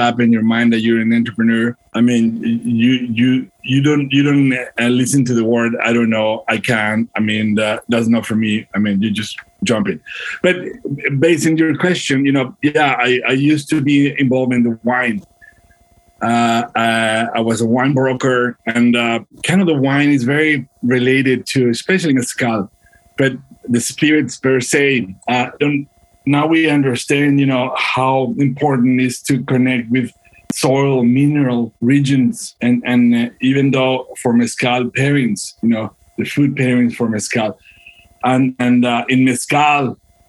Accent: Durango, Mexico; moved away as an adult; now in United States; I was born and raised in Durango, Mexico. And I moved to the States like probably 15, 16 years ago.

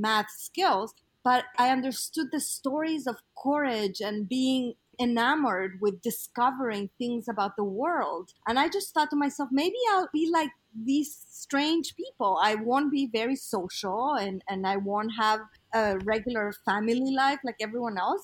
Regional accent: Mexico City, Mexico; moved away; I was born in Mexico City, and I was part of a small community that was very conservative. It was a nice place to come of age

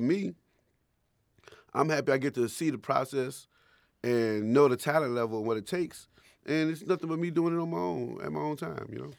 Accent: Chicago, Illinois, United States; I was from Chicago

